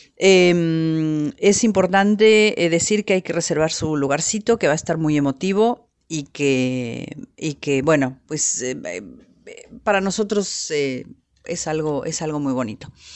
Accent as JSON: {"language": "Spanish", "country": "Mexico"}